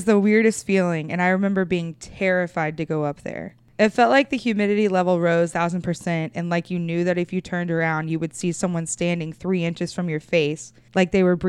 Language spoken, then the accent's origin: English; Wimauma, Florida, United States; So my dad's family was really poor, and I grew up in Wimama.